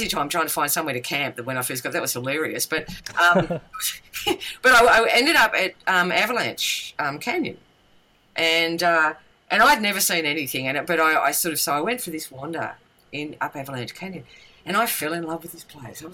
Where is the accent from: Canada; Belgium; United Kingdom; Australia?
Australia; Tasmania; I come from Tasmania